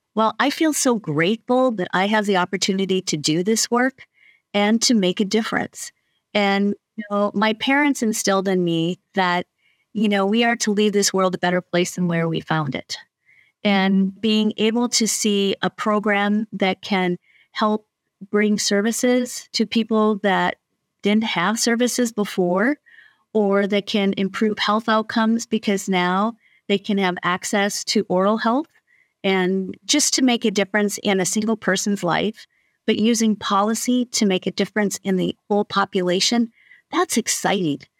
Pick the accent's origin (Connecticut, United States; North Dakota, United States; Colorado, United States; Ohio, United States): North Dakota, United States; I grew up in Frontier County in North Dakota, fewer than three people per square mile